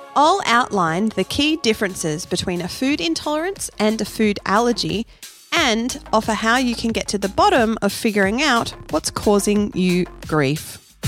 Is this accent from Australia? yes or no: yes; Canberra, Australian Capital Territory, Australia; also born or lived in Perth, Western Australia; I was born in Perth, i, over in Western Australia. I moved to Canberra when I was six years old.